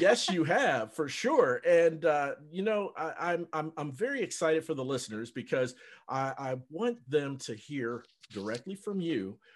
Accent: Cincinnati, Ohio, United States; moved away as an adult; also born or lived in North Dallas, Texas; now in Dallas, United States; I'm from Cincinnati, but I mm. live in North Dallas, and uh, I've I've lived here for five years

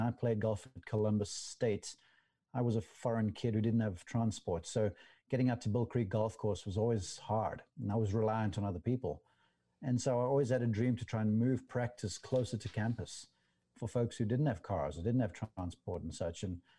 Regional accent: South Africa; because over there we got limited television coverage of golf back then when I was growing up, and this was a teenager

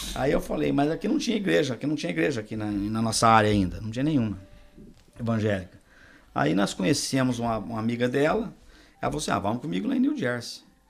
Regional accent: Minas Gerais, Brazil; accent: mineiro; also born or lived in Borrazópolis, Paraná; now in United States; eu sou nascido no Paraná, em Borrasópolis, mas fui crescido em Minas Gerais desde um ano

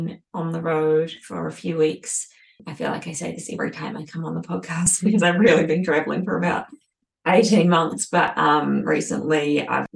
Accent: New Zealand; now in Australia; I'm now a Kiwi Aussie

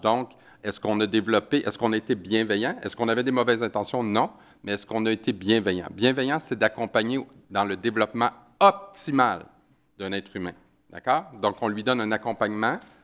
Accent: Quebec, Canada; j'ai un accent, alors euh, ça se peut que des fois vous compreniez pas trop ce que je dis, ça se peut parce que des fois on a des expressions au Québec qui euh, ne sont pas les mêmes que, chez vous.

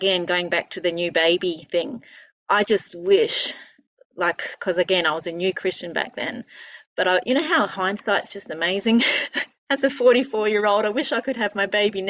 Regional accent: Queensland, Australia; I'm a Queenslander, born and bred

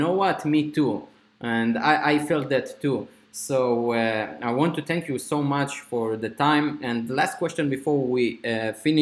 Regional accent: Israel; I'm coming from Israel.

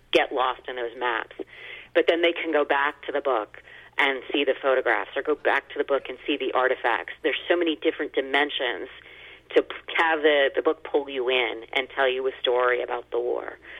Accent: United States; as an American

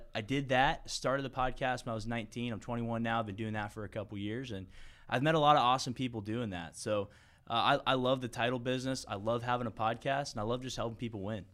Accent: St. Petersburg, Florida, United States; I was born and raised in Saint Pete, Florida

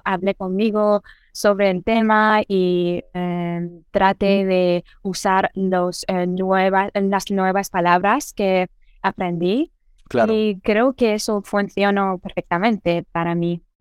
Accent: Iran; first language Persian; Spanish is a second language; soy iraní y mi lengua materna es persa y mi lengua segunda es eh, inglés

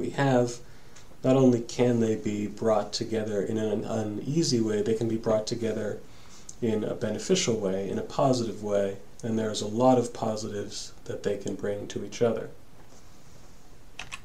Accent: Massachusetts, United States; the church I grew up in here in Massachusetts

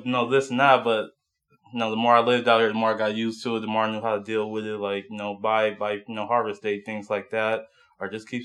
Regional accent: San Francisco, California, United States; moved away as an adult; now in Las Vegas, United States; I grew up in San Francisco

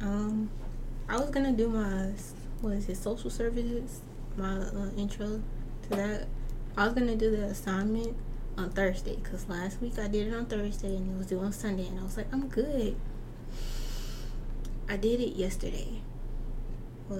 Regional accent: North Little Rock, Arkansas, United States; I'm still from North Little Rock

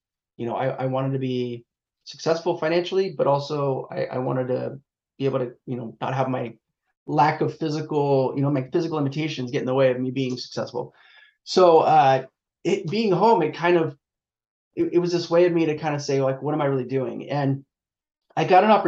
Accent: Long Beach, California, United States; So I'm based in Southern California. I'm in around the Long Beach area, Los Angeles. So I've pretty much lived here my whole life. But yeah, I'm a SoCal kid

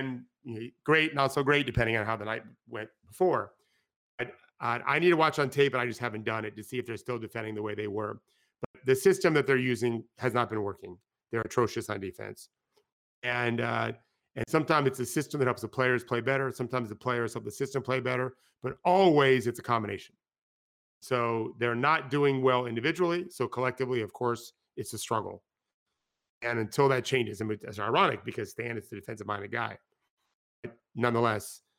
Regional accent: Florida, United States; Even though I grew up in Florida

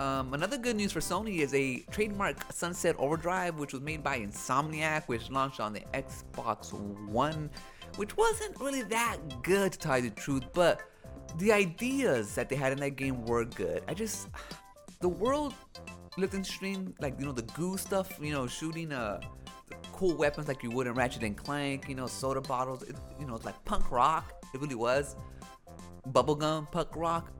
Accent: United States; Hispanic-born American, um, because, like, even though I have a parent that was born in Mexico, I'm not Mexican

